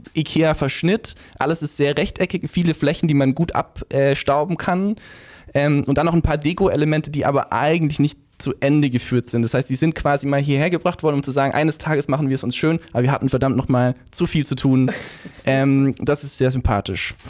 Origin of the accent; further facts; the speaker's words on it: Kirchheim unter Teck, Baden-Württemberg, Germany; accent: Swabian; moved away as an adult; also born or lived in Ludwigsburg; now in Berlin, Germany; ich komme aus Kirchheim, habe in Ludwigsburg lange studiert